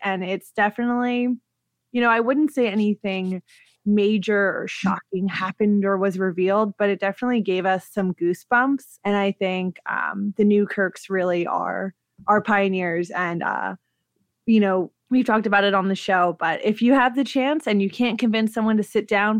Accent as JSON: {"language": "English", "town": "Washington", "region": "District of Columbia", "country": "United States", "tie": "born or raised there", "said": "D.C., which is my home state. That's not a state."}